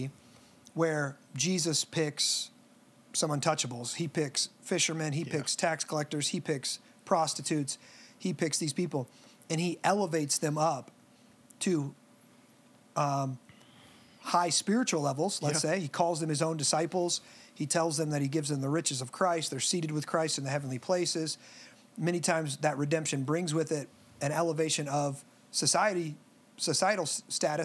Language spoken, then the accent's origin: English; United States